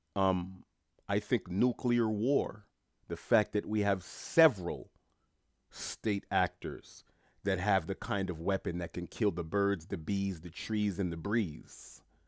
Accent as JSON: {"language": "English", "town": "New York City", "region": "New York", "country": "United States", "tie": "born or raised there", "said": "I was born and bred in New York City. I was born in, uh, uh, Saint John's Hospital on Queens Boulevard"}